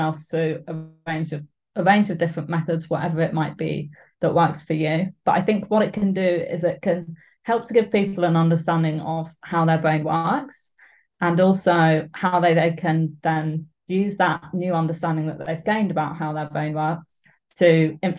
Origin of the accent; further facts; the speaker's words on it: Suffolk, East of England, United Kingdom; also born or lived in Edinburgh; now in Glasgow, United Kingdom; I'm from Suffolk and my parents still live there, so I love going back